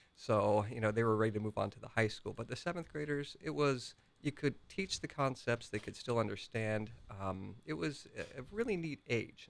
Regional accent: Grandview Heights, Ohio, United States; Grandview Heights

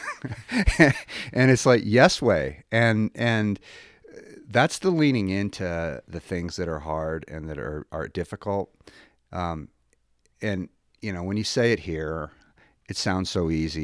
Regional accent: Billings, Montana, United States; I grew up in Billings

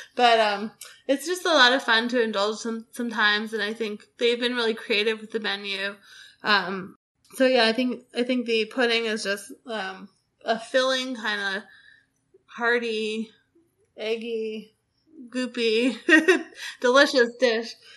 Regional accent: Boston, Massachusetts, United States; I grew up in Boston

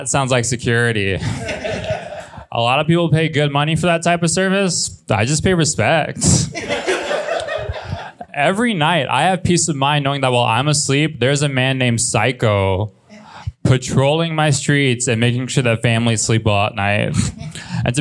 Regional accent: Los Angeles, California, United States; I'm from Los Angeles. I was born and raised

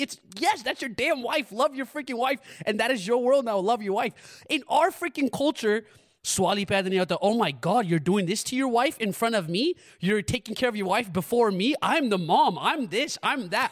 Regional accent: United States; growing up in America

